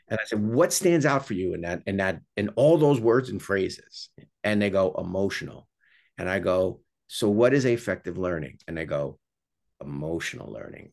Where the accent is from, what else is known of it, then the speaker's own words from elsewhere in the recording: New York, United States; I'm, I'm from New York